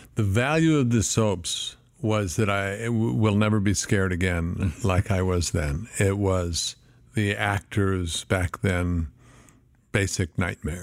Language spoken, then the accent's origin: English; Flagstaff, Arizona, United States; also born or lived in San Diego, California / Boulder, Colorado / Tucson, Arizona; my, you know, eight years old on was Flagstaff, Arizona.